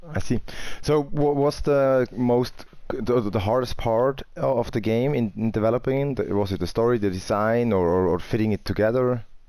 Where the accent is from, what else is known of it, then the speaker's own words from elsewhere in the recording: Winterthur, Zurich, Switzerland; So I'm coming from Winterthur, that's like north of Zurich.